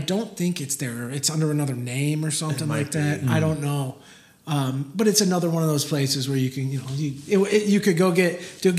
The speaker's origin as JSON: {"language": "English", "town": "Highland", "region": "Indiana", "country": "United States", "tie": "born or raised there", "said": "I grew up in Highland."}